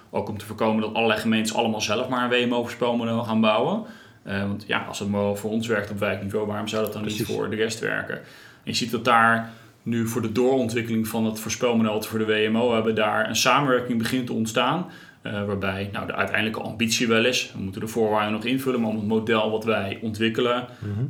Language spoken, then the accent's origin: Dutch; Krimpen aan den IJssel, South Holland, Netherlands; Ik zeg altijd, ik ben opgegroeid in Krimp aan IJssel.